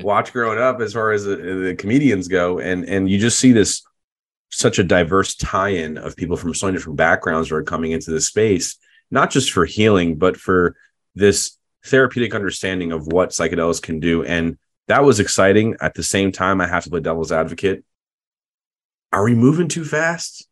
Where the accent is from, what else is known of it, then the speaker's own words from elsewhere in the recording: United States; I'm proud to be American